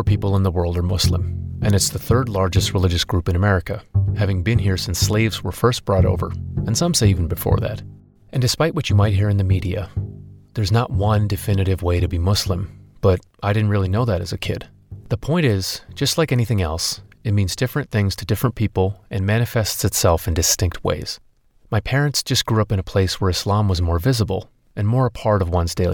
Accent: Acton, Massachusetts, United States; born or raised there

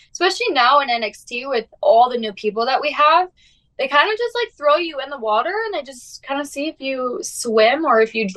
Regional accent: Prior Lake, Minnesota, United States; I'm from Minnesota. I'm from a small town called Prior Lake. It's about 20 minutes south of Minneapolis

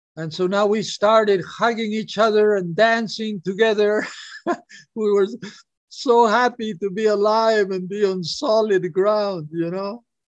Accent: Peru; now in Hawaii, United States; I'm from Peru, I would go, I lived in Hawaii, but I would go back to Peru for a month or two every year.

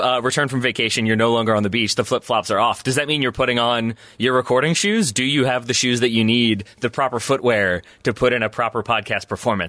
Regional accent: United States; as an American

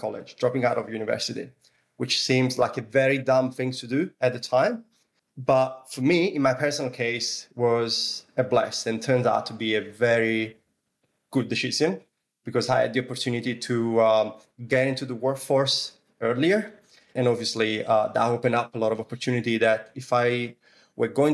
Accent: Italy; English is a second language; now in Sydney, Australia; as you can probably hear from my accent, I come from Italy, even though I've been living in different cities and traveling all over the world.

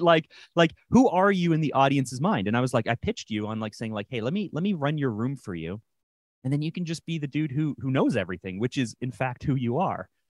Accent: Toronto, Ontario, Canada; my hometown of Toronto, Canada

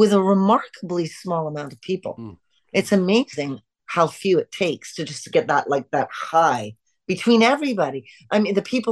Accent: Canada; we're Canadian

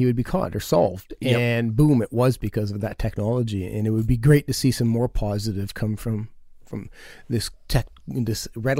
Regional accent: Canada; accent: Canadian; My Canadian accent.

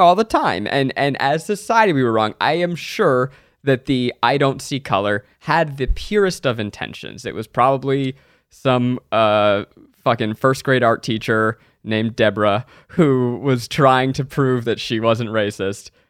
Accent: New York, United States; I grew up in New York

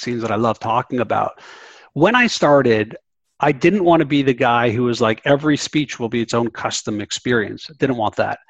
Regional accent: Canada; I'm Canadian.

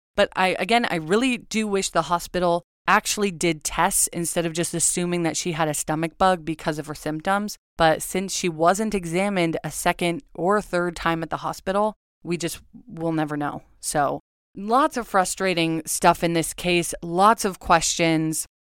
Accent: Agoura, California, United States; I'm from Agora

